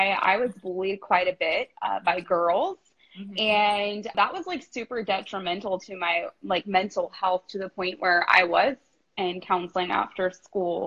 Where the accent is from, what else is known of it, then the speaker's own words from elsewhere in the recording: Bakersfield, California, United States; born and raised in Bakersfield, California